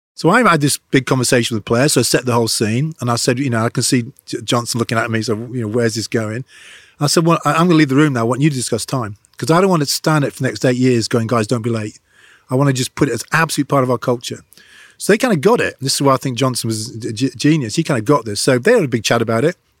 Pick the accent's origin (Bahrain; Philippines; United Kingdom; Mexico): United Kingdom; England; I'm very English